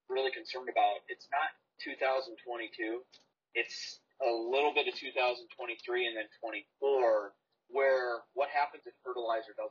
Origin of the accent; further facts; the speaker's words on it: Maple Lake, Minnesota, United States; My hometown is 1,500 people, one stoplight, brick bank on the corner of Main and Elm.